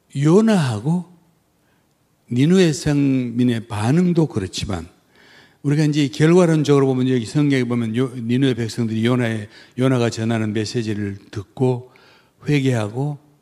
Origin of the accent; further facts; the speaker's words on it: South Korea; moved away as an adult; 나 한국 사람이야